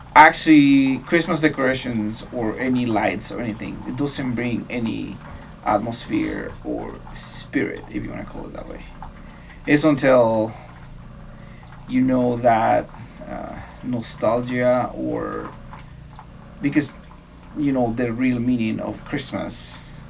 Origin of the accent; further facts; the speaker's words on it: Mexico; now in United States; in my hometown